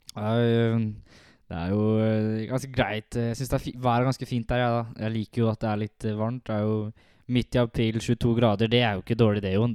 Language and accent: Norwegian; Halden, Østfold, Norway; jeg er jo fra Halden, oppvokst og alltid bodd i Halden